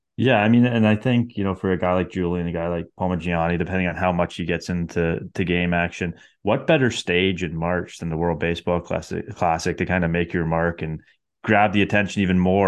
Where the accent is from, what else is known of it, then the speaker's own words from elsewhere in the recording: Canada; as a Canadian baseball fan